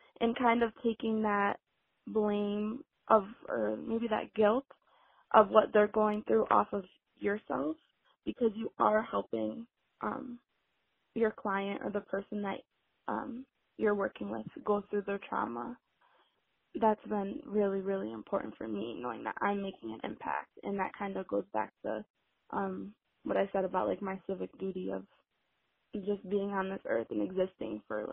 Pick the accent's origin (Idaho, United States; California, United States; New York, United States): New York, United States; Rochester; I'm from Rochester, New York. So I'm from upstate New York